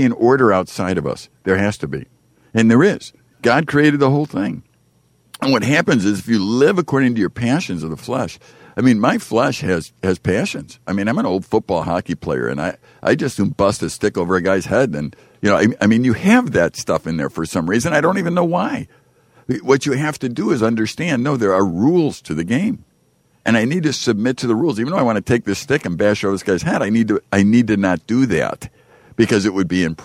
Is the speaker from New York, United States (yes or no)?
no; Chicago, Illinois, United States; I grew up in Chicago, and we used to have a lot of street basketball